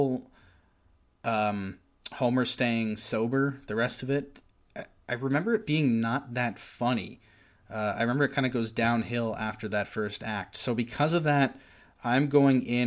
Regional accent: Oshawa, Ontario, Canada; I grew up in South Oshawa

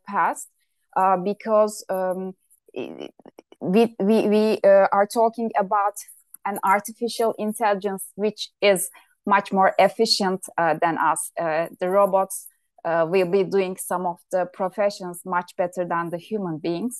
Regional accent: Turkey; my home country, Turkey

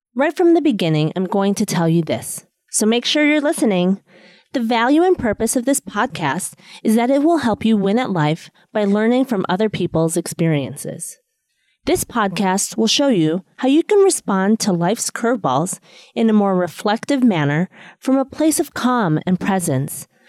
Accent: Chicago, Illinois, United States; also born or lived in East Coast, United States; now in Los Angeles, United States; I was born and raised in Chicago, then I moved out east, and now I'm out in Los Angeles

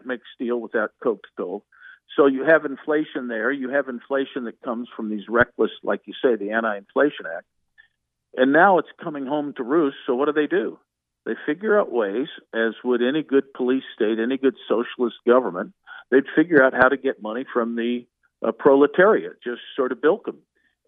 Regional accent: Indiana, United States; I come from Indiana.

